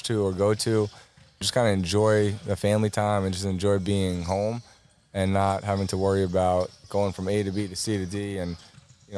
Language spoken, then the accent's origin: English; Commack, New York, United States; I went right here in Comac